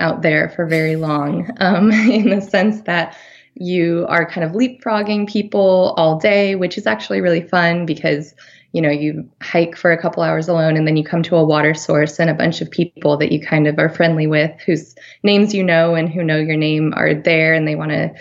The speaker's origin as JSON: {"language": "English", "town": "Farmington", "region": "New Mexico", "country": "United States", "tie": "born or raised there", "also_born_or_lived": "Durango, Colorado / Washington, D.C.", "moved": "yes", "said": "I grew up in Farmington, New Mexico, and that was, it's about 40 miles south of the end of the Colorado Trail"}